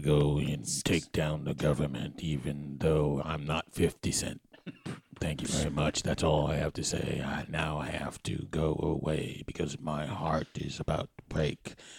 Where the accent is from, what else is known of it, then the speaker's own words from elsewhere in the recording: Wyoming, United States; Pretty good considering I'm from Wyoming. And I'm very white.